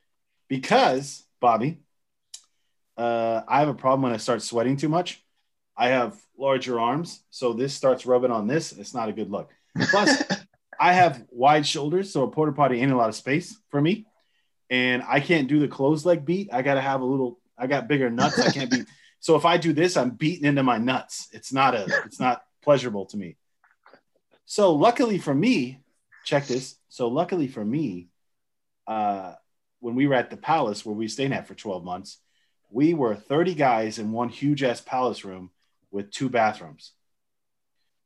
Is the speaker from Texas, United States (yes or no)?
no; Florida, United States; I'm from Florida